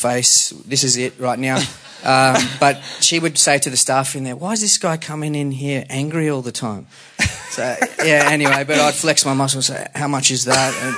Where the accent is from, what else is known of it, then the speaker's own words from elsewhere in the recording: Bonnells Bay, New South Wales, Australia; I grew up in Bonnells Bay near Morisset